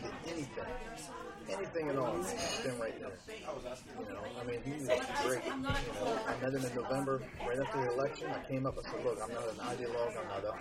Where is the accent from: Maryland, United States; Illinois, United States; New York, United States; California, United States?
Maryland, United States; Crisfield; also born or lived in Salisbury, Maryland; my family's all from Somerset County. We have a big farm down there near Crisfield, and so we moved down there